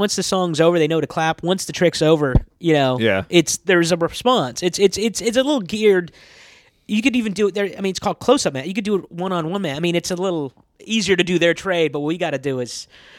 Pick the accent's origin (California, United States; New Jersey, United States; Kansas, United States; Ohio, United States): Kansas, United States; moved away; I'm from Kansas